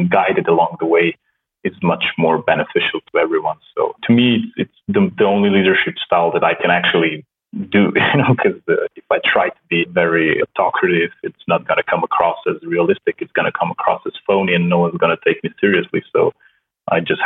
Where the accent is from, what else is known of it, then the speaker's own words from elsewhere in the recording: Slovenia; first language Slovenian; English is a second language; I come from a very small country in Europe, and it's kind of normal for us to learn languages at a very early age. So I started with English, obviously. My native language is Slovenian